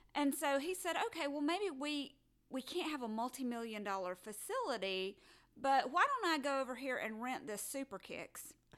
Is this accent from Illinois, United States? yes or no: no; Alabama, United States; I was born in Alabama.